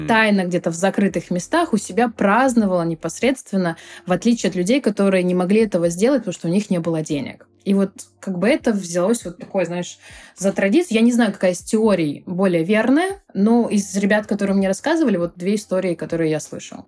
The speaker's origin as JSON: {"language": "Russian", "town": "Krasnodar", "region": "Krasnodar Krai", "country": "Russia", "moved": "as an adult", "lives_now": "Barcelona, Spain", "said": "я выходец из Краснодара, и там у меня была своя онлайн-школа"}